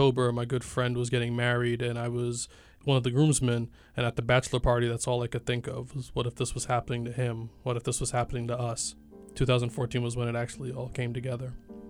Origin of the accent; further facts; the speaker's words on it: Brooklyn, New York, United States; I'm an artist from Brooklyn, New York.